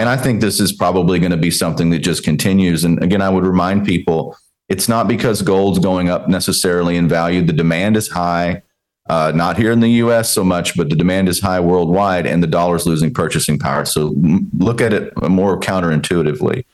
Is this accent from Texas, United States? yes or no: yes; Texas, United States; growing up in Texas, uh, watching my dad